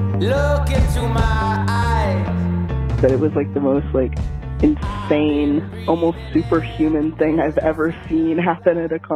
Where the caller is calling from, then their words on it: Chicago, Illinois, United States; I'm calling from Chicago.